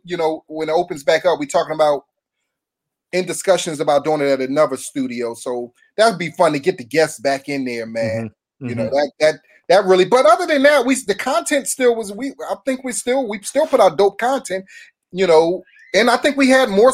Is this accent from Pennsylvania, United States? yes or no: yes; Philadelphia, Pennsylvania, United States; moved away as an adult; now in Los Angeles, United States; I'm from Philly. I'm from North Philly.